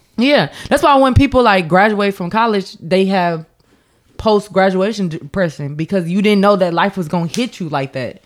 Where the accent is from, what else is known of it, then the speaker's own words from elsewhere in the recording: Champaign, Illinois, United States; I'm from Champaign